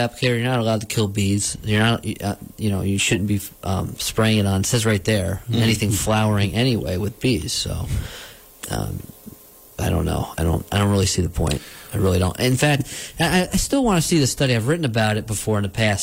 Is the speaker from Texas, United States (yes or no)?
no; New Paltz, New York, United States; where I grew up in New Paltz, where we don't have stands of beech.